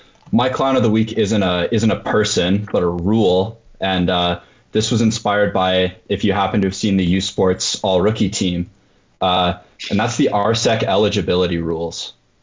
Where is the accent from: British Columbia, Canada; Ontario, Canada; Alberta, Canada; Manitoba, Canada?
Ontario, Canada; we're all from Ontario originally